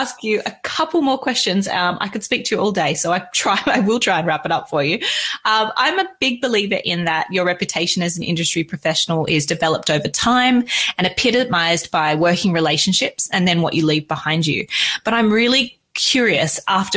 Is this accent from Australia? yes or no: yes; Australia; I am Australian